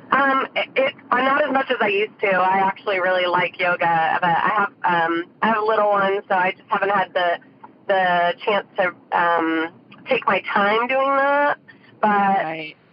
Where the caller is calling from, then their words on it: Santa Rosa, California, United States; from Santa Rosa, California.